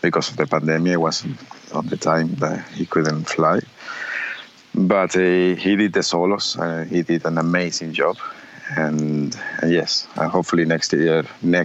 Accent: Uruguay; born or raised there; moved away

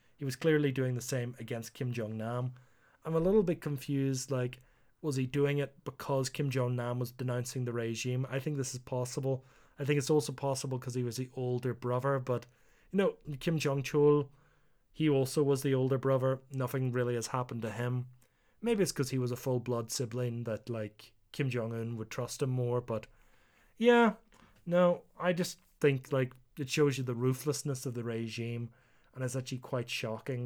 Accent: Northern Ireland, United Kingdom; moved away; also born or lived in South Korea; being Northern Irish

